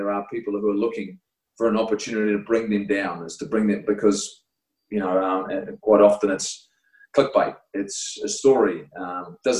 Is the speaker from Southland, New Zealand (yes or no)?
yes; Invercargill, Southland, New Zealand; I was from Invercargill